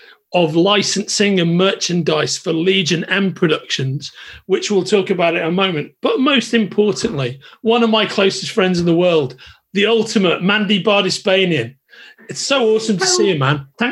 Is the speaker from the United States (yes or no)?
no; Merseyside, North West England, United Kingdom; accent: Merseyside; my Merseyside accent